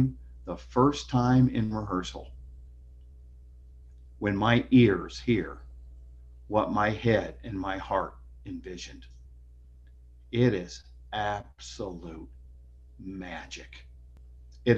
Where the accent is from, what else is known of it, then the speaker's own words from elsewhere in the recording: Iowa, United States; moved away as an adult; I went back to my home state of Iowa